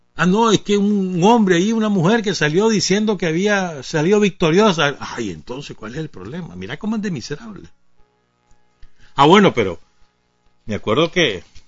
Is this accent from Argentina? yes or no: no; Nicaragua; la suma de todos los nicaragüenses, en la cual estamos nosotros también